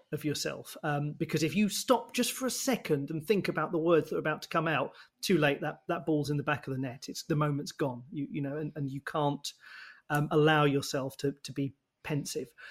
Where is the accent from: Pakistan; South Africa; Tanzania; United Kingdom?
United Kingdom; being British